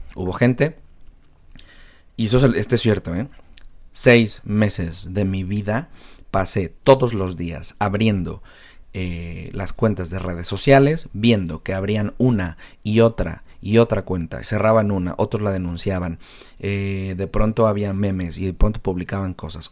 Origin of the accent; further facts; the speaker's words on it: Mexico; como mexicanos